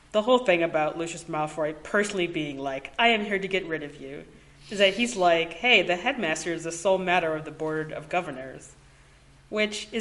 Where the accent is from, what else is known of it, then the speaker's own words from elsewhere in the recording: United States; as an American